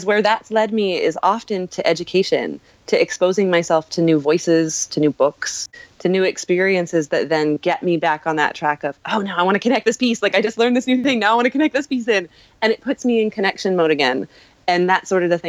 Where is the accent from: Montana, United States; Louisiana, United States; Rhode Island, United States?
Montana, United States; also born or lived in Escondido, California; now in New York, United States; I was born in California but raised in Montana. And I came to New York from Montana.